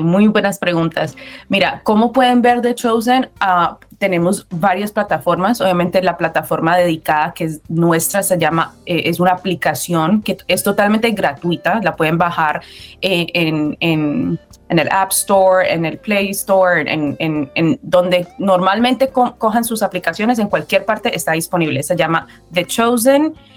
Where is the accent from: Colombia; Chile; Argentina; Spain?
Colombia; yo soy colombiana